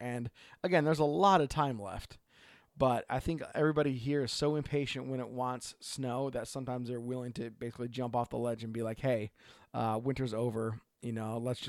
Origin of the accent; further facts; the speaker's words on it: Oregon, United States; from Oregon.